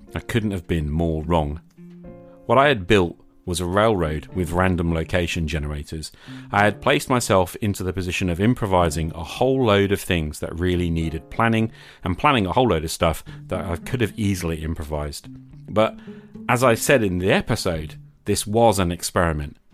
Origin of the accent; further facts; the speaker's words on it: United Kingdom; I'm a British high school teacher